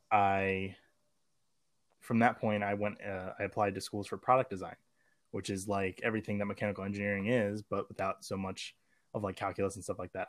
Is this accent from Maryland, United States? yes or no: yes; Maryland, United States; I'm from Maryland, and we have a thing called magnet schools